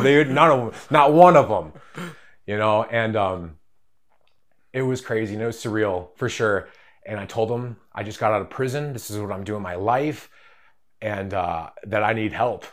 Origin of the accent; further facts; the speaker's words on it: Rhinelander, Wisconsin, United States; I'm from Rhinelander, Wisconsin.